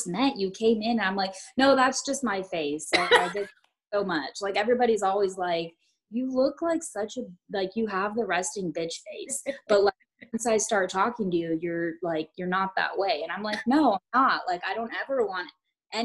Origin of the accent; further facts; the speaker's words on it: Blythe, California, United States; moved away as an adult; also born or lived in San Antonio, Texas / Carrollton, Texas; now in Denton, United States; I grew up in California, a small little town called Blythe